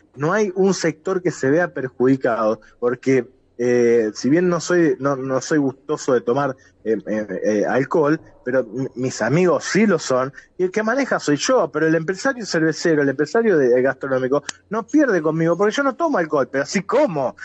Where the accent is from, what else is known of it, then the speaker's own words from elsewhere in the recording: Rosario, Santa Fe, Argentina; como rosarino